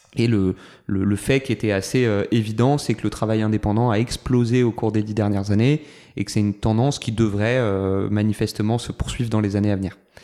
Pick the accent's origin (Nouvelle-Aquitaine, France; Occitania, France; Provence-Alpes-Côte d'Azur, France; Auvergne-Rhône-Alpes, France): Provence-Alpes-Côte d'Azur, France; Toulon; j'ai grandi à Toulon, deuxième d'une famille de neuf enfants.